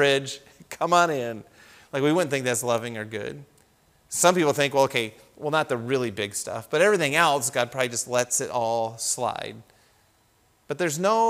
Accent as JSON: {"language": "English", "country": "United States", "said": "we grew up in the United States."}